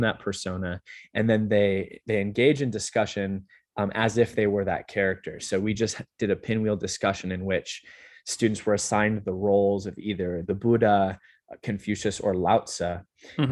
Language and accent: English; Southern California, United States; moved away as an adult; also born or lived in Utah; now in Las Vegas, United States; I grew up mm. in uh, Southern California